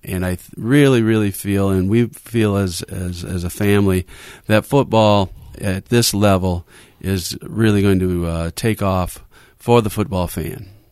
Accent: Muskegon, Michigan, United States; born and raised in Muskegon

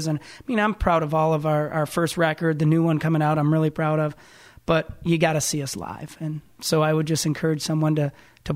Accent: Muskegon, Michigan, United States; I'm born and raised in Muskegon. I've, you know, been here my whole life.

